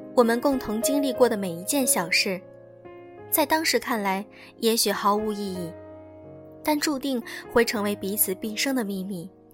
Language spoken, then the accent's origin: Chinese; China; 只有我们中国人懂没有房子是一种多么惨烈的感觉